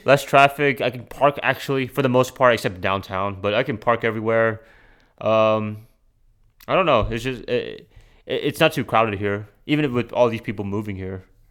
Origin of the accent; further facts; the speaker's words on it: Charlotte, North Carolina, United States; Charlotte. Like, it, it still feels weird as a local